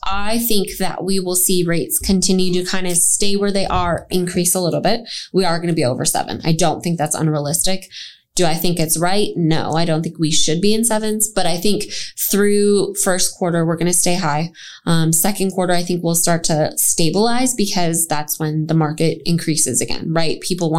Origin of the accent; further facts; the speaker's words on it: Minneapolis, Minnesota, United States; now in Texas, United States; I'm from Minneapolis.